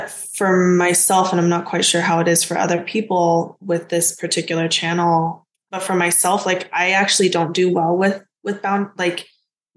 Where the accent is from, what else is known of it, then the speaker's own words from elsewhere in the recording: United States; even though I was born in the States, I grew up speaking both Korean and English